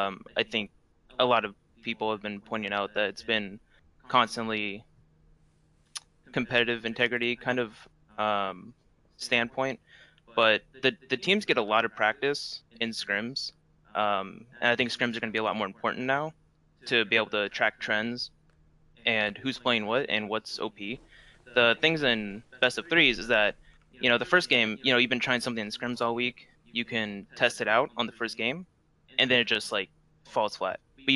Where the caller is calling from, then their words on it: Phoenix, Arizona, United States; Phoenix, Arizona.